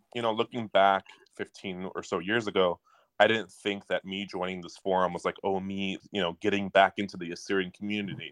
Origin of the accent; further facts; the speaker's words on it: Detroit, Michigan, United States; I'm from Detroit, Michigan.